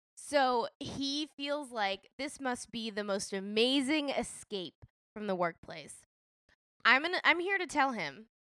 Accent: Nashville, Tennessee, United States; moved away; I grew up in Nashville

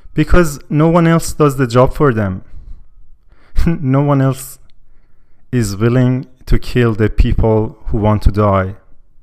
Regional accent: Iran; now in Canada; I'm from Iran, and when I tell people I'm from Iran

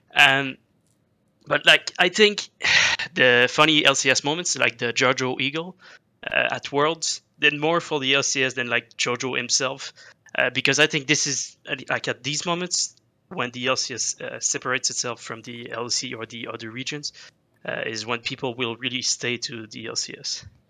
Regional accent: Quebec, Canada; I'm from Quebec

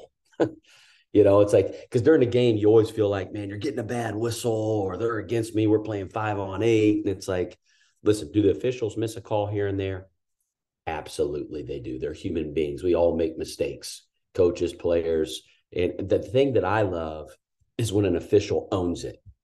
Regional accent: Danville, Indiana, United States; growing up in Danville, Indiana

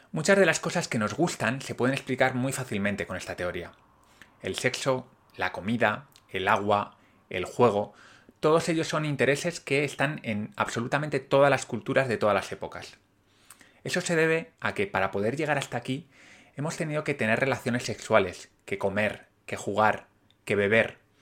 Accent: Spain

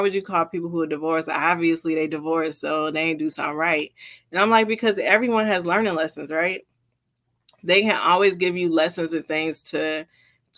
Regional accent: New Jersey, United States; also born or lived in Florida; now in Washington, United States; I'm actually from New Jersey. So I went from New Jersey straight down to Florida and then across to Washington State

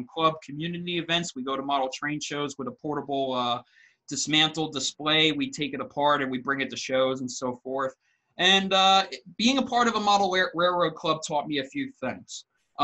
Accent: Long Island, New York, United States; I'm from Long Island, New York

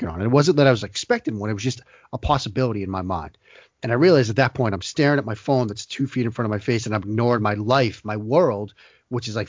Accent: Boston, Massachusetts, United States; growing up in the Boston area

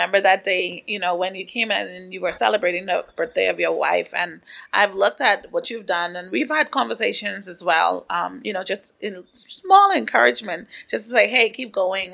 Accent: Andros, Bahamas; growing up in Andros

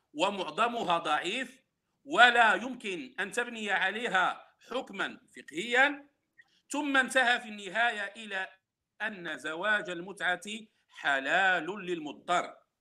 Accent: Morocco; انا بالمناسبه انتمي الى المغرب

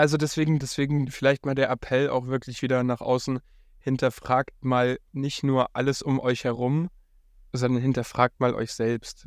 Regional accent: Upper Bavaria, Germany; also born or lived in Munich; now in Berlin, Germany; ich bin im 800 Seelenkaff in Oberbayern aufgewachsen.

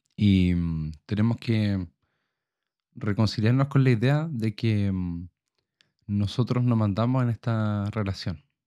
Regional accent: Chile; como chilenos

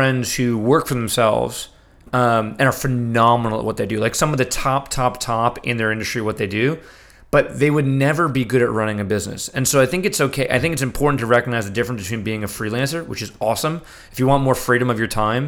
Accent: New York City, New York, United States; I grew up in New York City

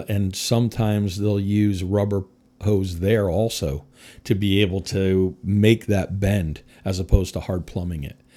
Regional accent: Connecticut, United States; moved away as an adult; also born or lived in Midwest; I was born and raised in Connecticut

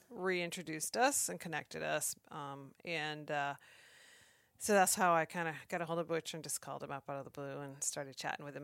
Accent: Maine, United States; moved away as an adult; now in Alaska, United States; I grew up in Maine and moved to Alaska right out of college

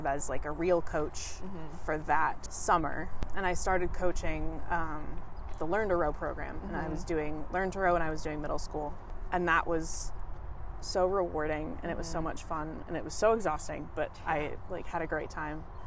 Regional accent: Sammamish, Washington, United States; I'm from Seattle-ish. Mm-hmm. I'm from like 40 minutes outside of Seattle. I live in a city called Sammamish

